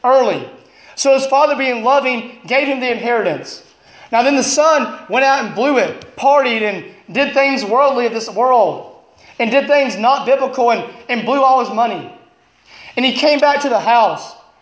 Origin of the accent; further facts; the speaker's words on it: Alabama, United States; moved away as an adult; now in Illinois, United States; I'm from Alabama